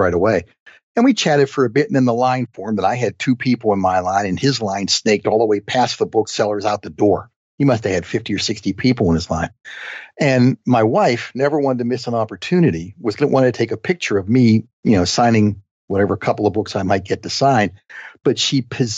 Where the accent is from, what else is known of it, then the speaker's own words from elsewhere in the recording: Lower Burrell, Pennsylvania, United States; moved away; also born or lived in New Kensington, Pennsylvania / Arnold, Pennsylvania; I was born in New Kensington, Pennsylvania